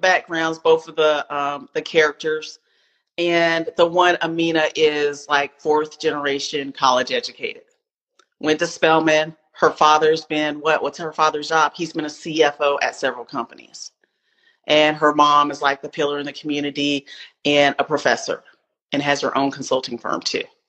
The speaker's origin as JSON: {"language": "English", "town": "Spartanburg", "region": "South Carolina", "country": "United States", "also_born_or_lived": "Seattle, Washington", "moved": "yes", "lives_now": "Atlanta, United States", "said": "I am a southerner. I am from Spartanburg, South Carolina. I live in Atlanta right now."}